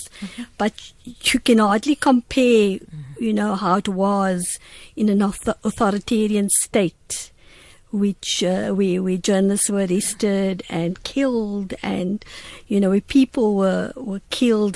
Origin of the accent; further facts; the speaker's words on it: Cape Town, Western Cape, South Africa; I live in the same area that I grew up in Wynberg